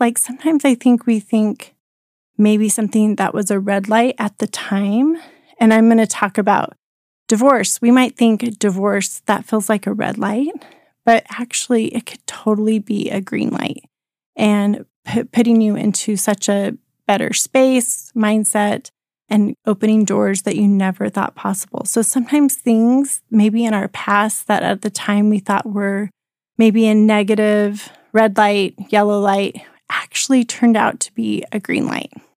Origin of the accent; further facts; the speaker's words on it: Colorado, United States; moved away as an adult; also born or lived in Rexburg, Idaho; I grew up in Colorado